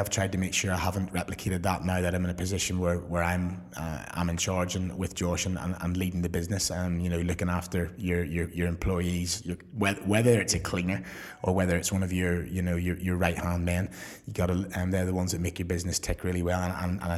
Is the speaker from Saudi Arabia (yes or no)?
no; Belfast, Northern Ireland, United Kingdom; moved away as an adult; also born or lived in Surrey; now in England; I came across from Belfast for a week and never really been home